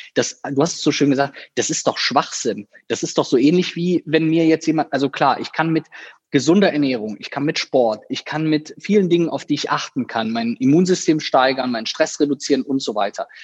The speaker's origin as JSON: {"language": "German", "town": "Viersen", "region": "North Rhine-Westphalia", "country": "Germany", "tie": "born or raised there", "also_born_or_lived": "Düsseldorf / Cologne", "said": "in meiner Heimatstadt, in der ich auch geboren wurde, in ähm, einem kleinen Dörfchen, was zu Viersen gehört"}